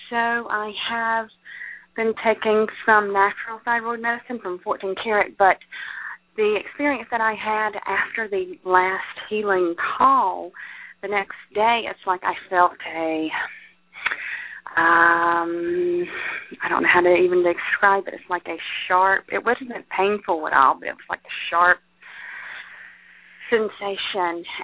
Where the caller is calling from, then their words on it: Davison, Michigan, United States; I am from Davison, Michigan.